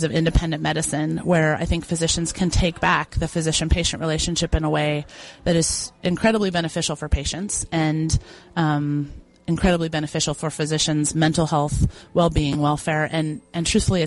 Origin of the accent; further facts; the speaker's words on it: Boise, Idaho, United States; I'm from Boise, Idaho